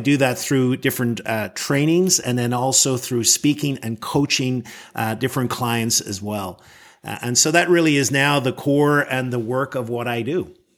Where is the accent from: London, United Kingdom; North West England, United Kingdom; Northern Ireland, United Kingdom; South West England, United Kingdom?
Northern Ireland, United Kingdom; moved away as an adult; now in Washington, D.C., United States; I was born in Northern Ireland, and I grew up there